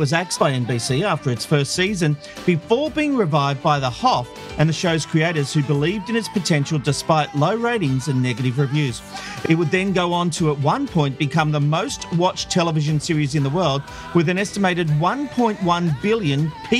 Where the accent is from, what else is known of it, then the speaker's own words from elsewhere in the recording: Australia; as an Aussie